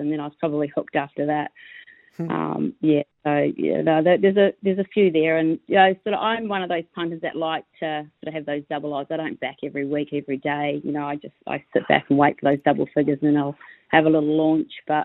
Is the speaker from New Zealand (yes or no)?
yes; New Zealand; now in Australia; just being Kiwi trainers